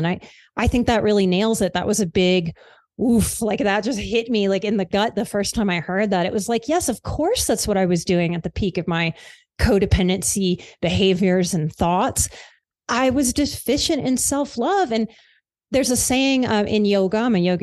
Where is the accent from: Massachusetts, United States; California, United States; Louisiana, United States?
Louisiana, United States; New Orleans; I am from the South. I grew up in New Orleans.